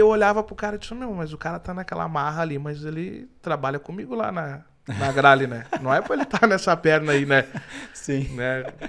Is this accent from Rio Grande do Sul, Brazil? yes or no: yes; Rio Grande do Sul, Brazil; eu também, por ser gaúcho, tem muita galera que acha que eu não sou gaúcho